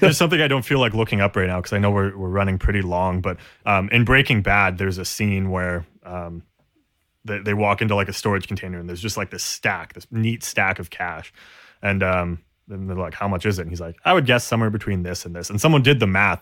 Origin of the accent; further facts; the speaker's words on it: Canada; we're Canadian